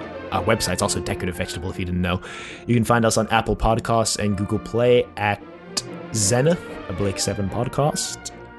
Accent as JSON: {"language": "English", "country": "South Africa", "accent": "South African and American blend", "moved": "yes", "lives_now": "United States", "said": "so that's why my accent is, I mean, it's not like strictly South African. It's like this weird kind of blend between South African and American."}